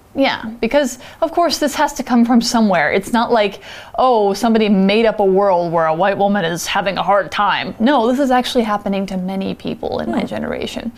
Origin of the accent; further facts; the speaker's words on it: United States; as an American